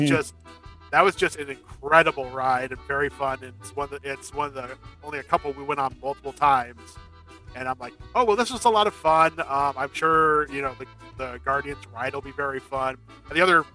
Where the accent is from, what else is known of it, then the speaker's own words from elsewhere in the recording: California, United States; I grew up in California